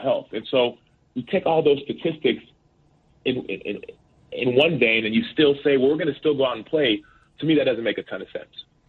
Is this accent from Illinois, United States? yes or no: no; Dallas, Texas, United States; the school that I went to in first and second grade, it was a, in a predominantly black neighborhood in South Oak Cliff in Dallas